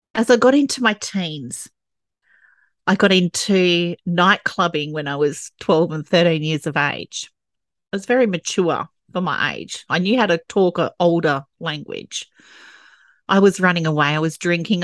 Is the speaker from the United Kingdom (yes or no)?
no; Perth, Western Australia, Australia; growing up in Perth, Western Australia, with a traditional family